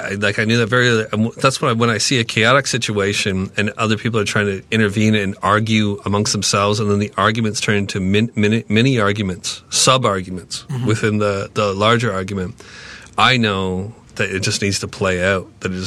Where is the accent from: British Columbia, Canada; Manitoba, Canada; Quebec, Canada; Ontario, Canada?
Ontario, Canada; I'm from Ontario.